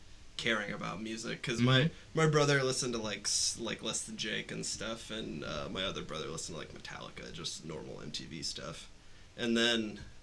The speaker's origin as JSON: {"language": "English", "town": "Mason", "region": "Ohio", "country": "United States", "tie": "born or raised there", "said": "I am from big suburb outside of Cincinnati, Mason, Ohio, home of Kings Island."}